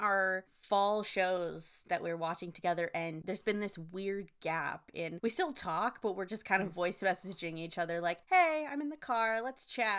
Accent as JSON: {"language": "English", "country": "United States", "said": "we're two American friends on opposite coasts"}